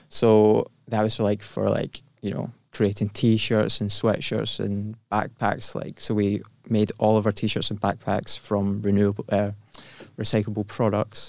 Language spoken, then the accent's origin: English; Glasgow, Scotland, United Kingdom; I was born in Glasgow